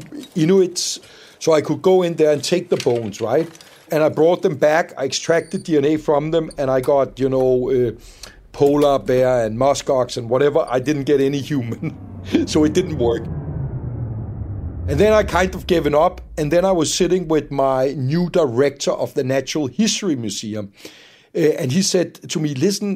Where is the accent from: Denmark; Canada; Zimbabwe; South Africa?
Denmark; just north of Copenhagen, Capital Region of Denmark; I grew up in Denmark, just north of Copenhagen, and when I was a kid, I spent a lot of time in the woods